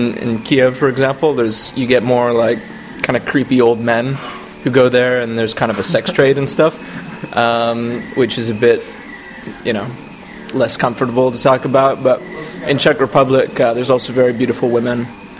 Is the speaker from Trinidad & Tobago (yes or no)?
no; Canada; first language English; I am from Canada.